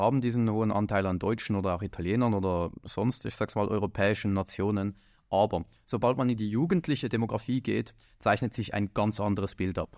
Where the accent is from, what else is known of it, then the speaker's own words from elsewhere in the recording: Winterthur, Zurich, Switzerland; meiner Heimatstadt, also Winterthur